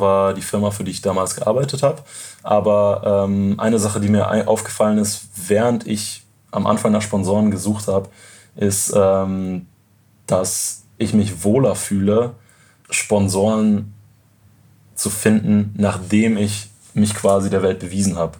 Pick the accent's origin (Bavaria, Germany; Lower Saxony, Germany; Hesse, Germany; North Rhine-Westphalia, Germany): North Rhine-Westphalia, Germany; near Cologne; moved away; ich bin in der Nähe von Köln aufgewachsen